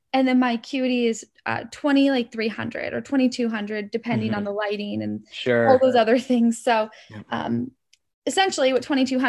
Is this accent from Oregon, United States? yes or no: yes; Oregon, United States; I grew up in Oregon, and I am the middle of two brothers.